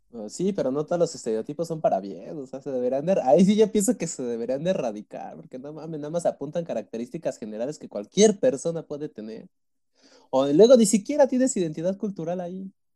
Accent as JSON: {"language": "Spanish", "country": "Mexico", "said": "yo me siento mexicano"}